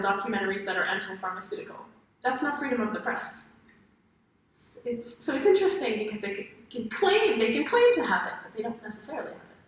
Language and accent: English; Paris, Île-de-France, France; moved away as an adult; also born or lived in United States / China; I grew up in Paris, France